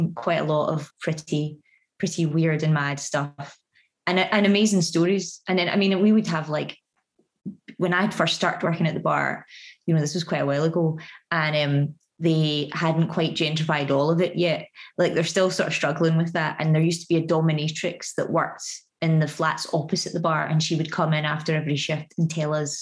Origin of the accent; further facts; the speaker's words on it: Glasgow, Scotland, United Kingdom; moved away; also born or lived in Soho, London; I come from Glasgow, which is quite a rough place